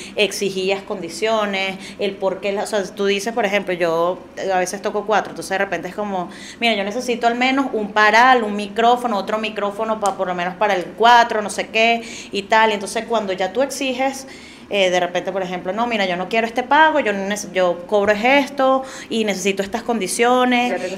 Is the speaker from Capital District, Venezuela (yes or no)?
yes; Caracas, Capital District, Venezuela; yo también ahora siendo caraqueña